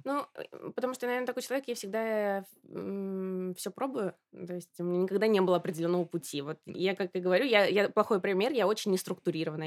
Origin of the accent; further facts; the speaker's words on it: Samara, Samara Oblast, Russia; moved away as an adult; also born or lived in Moscow / Milan; я из Самары